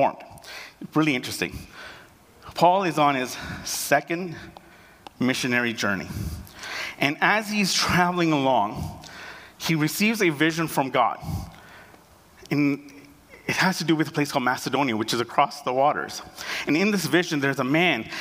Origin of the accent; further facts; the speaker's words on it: Canada; also born or lived in Uganda / United Kingdom; I was born in Uganda. And then at the age of 18 months, we fled Uganda and we went to the United Kingdom for 2 years. And after that, we came to Canada.